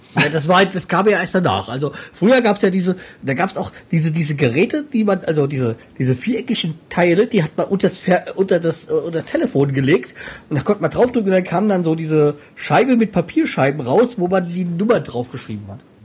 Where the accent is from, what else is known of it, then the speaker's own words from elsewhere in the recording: Hesse, Germany; als Hesse